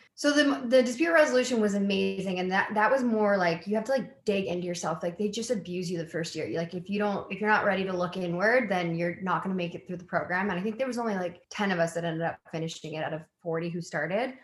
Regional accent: White Rock, British Columbia, Canada; also born or lived in Halifax, Nova Scotia; I was born in Halifax and my dad's side of the family is all East Coast. And then like kind of made my way to the West Coast and like grew up in White Rock

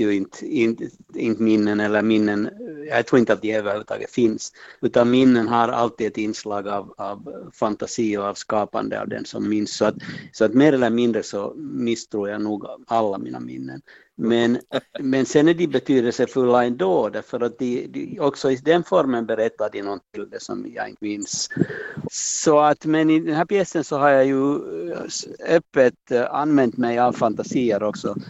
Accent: Helsinki, Uusimaa, Finland; jag har ju dels min barndom i Munksnäs gård är liksom en sak och sen det andra är ju det att jag levde hela min ungdom och alla mina tonår i Munksnäs

